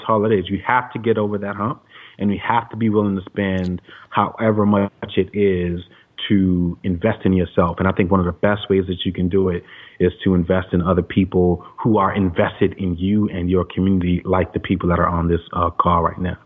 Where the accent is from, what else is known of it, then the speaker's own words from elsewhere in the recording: New York City, New York, United States; growing up in Brooklyn